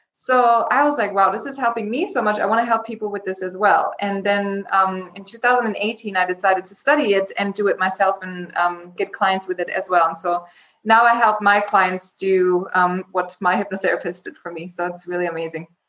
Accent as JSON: {"language": "English", "country": "Germany", "tie": "born or raised there", "also_born_or_lived": "Los Angeles, United States", "moved": "as an adult", "said": "I was born and raised in Germany in a small town. And when I was 19, I decided to move to LA by myself"}